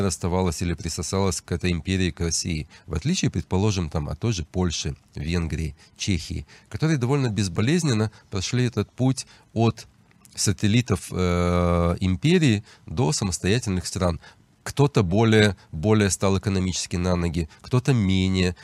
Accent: Odesa, Odesa Oblast, Ukraine; now in Israel; я сам выходец из Украины, с Одессы

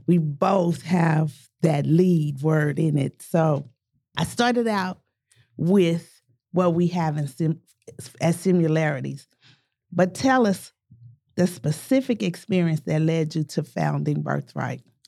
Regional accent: Tulsa, Oklahoma, United States; both born and raised in North Tulsa

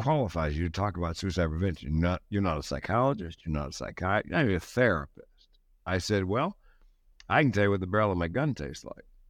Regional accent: the South, United States; That's the way I was raised in the South.

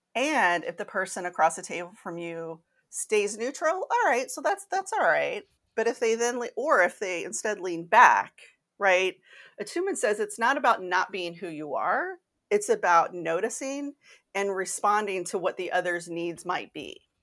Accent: Kentucky, United States; I grew up Catholic in Kentucky.

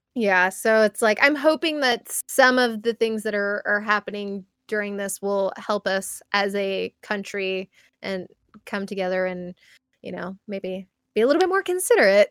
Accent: United States; as an American

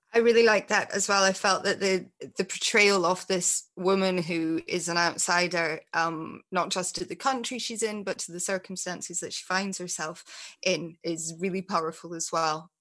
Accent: Scotland, United Kingdom; moved away; when I actually lived mm-hmm. in Scotland

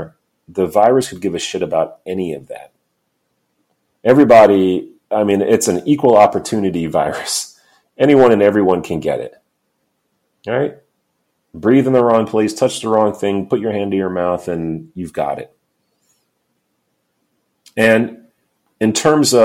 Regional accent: New York City, New York, United States; I'm a New Yorker

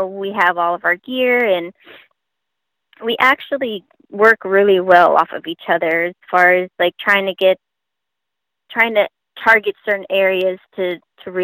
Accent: Long Beach, California, United States; We're born and raised in Long Beach, California

